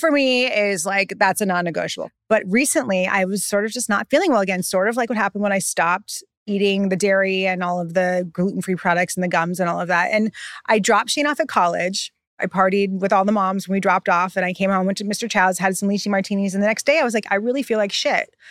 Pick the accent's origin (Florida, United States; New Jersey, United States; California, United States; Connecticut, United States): California, United States; now in New York, United States; I'm so from California